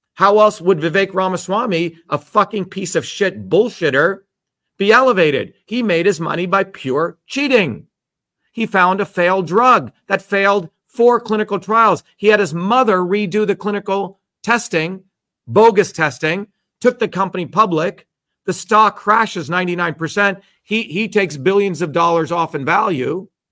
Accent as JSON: {"language": "English", "region": "New Jersey", "country": "United States", "tie": "born or raised there", "said": "I grew up in New Jersey"}